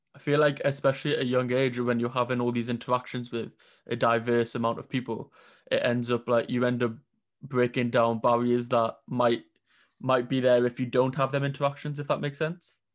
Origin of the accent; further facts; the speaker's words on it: Newcastle upon Tyne, North East England, United Kingdom; I'm from Newcastle, and there wasn't that variety up here